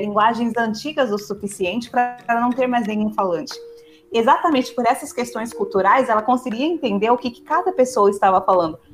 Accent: São Paulo, Brazil; Eu e o Eric nós somos, nós somos paulistas

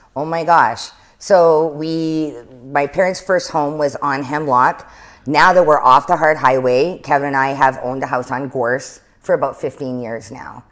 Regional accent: Lillooet, British Columbia, Canada; also born or lived in Chilliwack / Kitwanga / Prince George; was just born there and was raised in, um, Lillooet for a few years

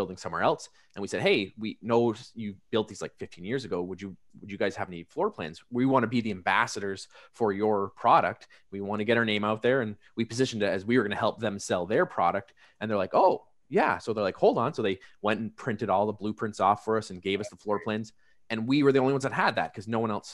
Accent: Canada; as a Canadian, we call it niche

